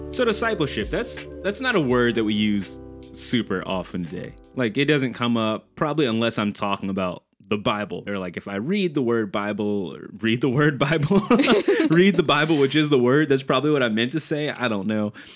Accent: New Orleans, Louisiana, United States; I'm from New Orleans, Louisiana

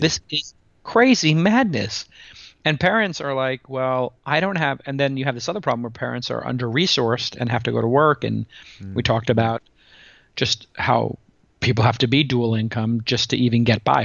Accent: New York City, New York, United States; I'm a kid from Brooklyn who went to public school

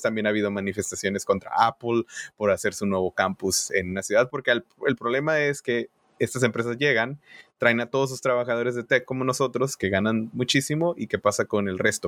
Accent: Tijuana, Baja California, Mexico; moved away as an adult; now in United States; yo soy de Tijuana

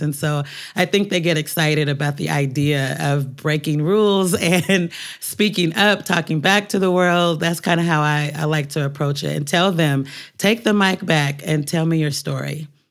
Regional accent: Portland, Oregon, United States; moved away as an adult; now in New York, United States; growing up in Portland

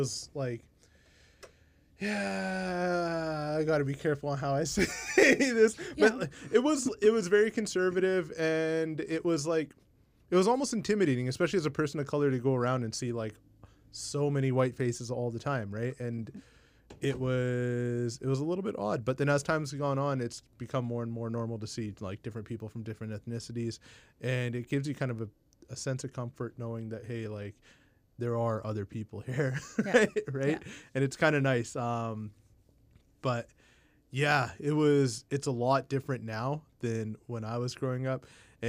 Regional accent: India; And I was like, oh, I'm Indian.

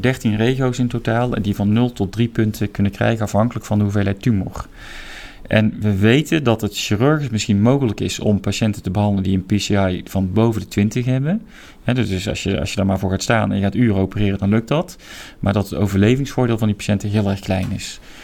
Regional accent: Roosendaal, North Brabant, Netherlands; moved away as an adult; also born or lived in Breda / Nijmegen / Seattle / Eindhoven; ik ben in 1971 ben ik geboren in Breda. Eh, maar ik ben opgegroeid in Roosendaal

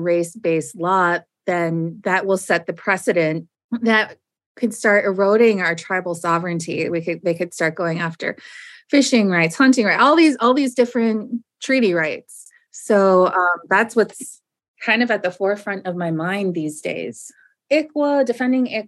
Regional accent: Lauderdale, Minnesota, United States; also born or lived in Leech Lake Reservation, Minnesota; I'm from the Leech Lake Band of Ojibwe, where I was born. And then we moved to the Twin Cities area, and I grew up in the Lauderdale neighborhood

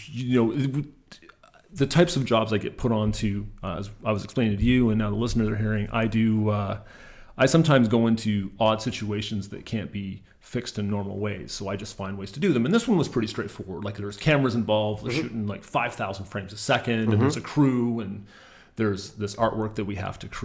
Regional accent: Mitchell, Ontario, Canada; I grew up in Mitchell, Ontario

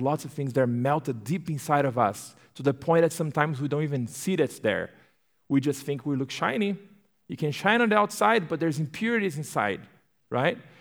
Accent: Brazil; English is a second language; moved away as an adult; also born or lived in Turkey; now in United States; I'm born and raised in Brazil. So, yes, I have an accent

